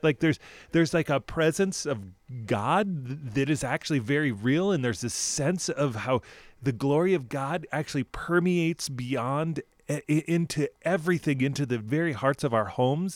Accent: United States; as an American people

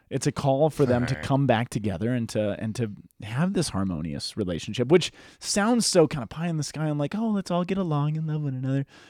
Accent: United States; growing up in the American society

